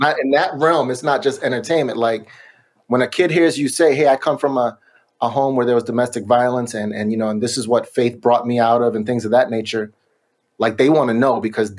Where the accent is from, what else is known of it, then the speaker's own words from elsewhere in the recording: Sacramento, California, United States; I'm from Sacramento, but we got hooked up with a label in the Bay Area.